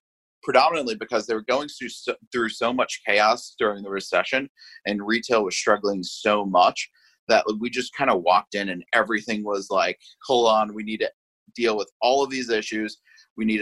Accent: Hewlett, New York, United States; moved away as an adult; also born or lived in Indianapolis; now in Los Angeles, United States; I grew up in Hewlett, New York, which is in Long Island

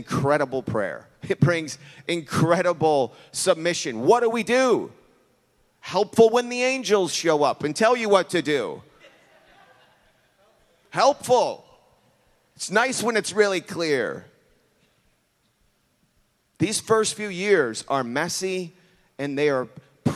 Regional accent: Chicago, Illinois, United States; I'm from Chicago

